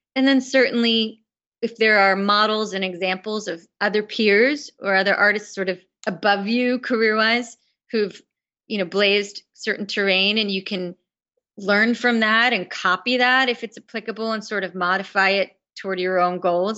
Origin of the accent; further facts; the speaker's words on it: New York, United States; being a New Yorker